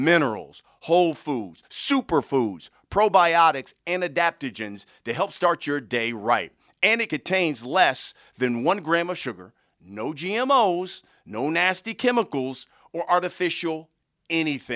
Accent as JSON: {"language": "English", "town": "Columbus", "region": "Ohio", "country": "United States", "said": "I'm originally from Ohio as well, from Columbus"}